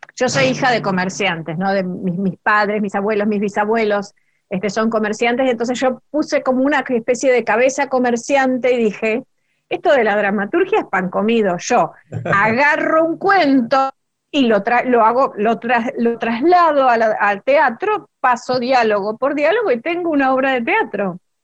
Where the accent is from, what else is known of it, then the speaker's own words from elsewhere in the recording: Rosario, Santa Fe, Argentina; moved away as an adult; also born or lived in Barracas, Buenos Aires; now in Buenos Aires, Argentina; yo soy rosarina y, vivía en Rosario todavía. Eh, ahora vivo en Barracas